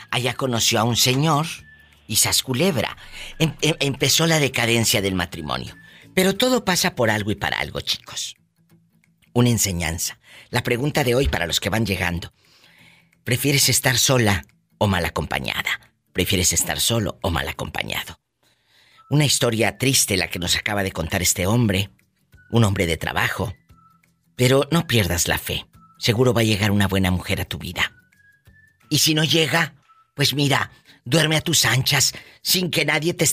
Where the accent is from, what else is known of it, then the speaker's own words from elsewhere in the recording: San Juan del Río, Querétaro, Mexico; Vengo de San Juan del Río